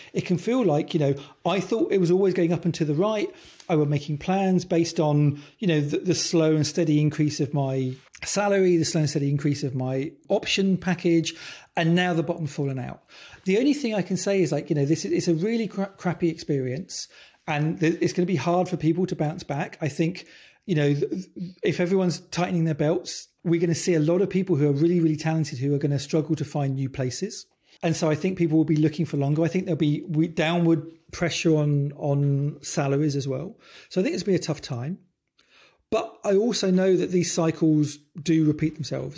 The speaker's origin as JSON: {"language": "English", "country": "United Kingdom", "tie": "born or raised there", "said": "I'm British"}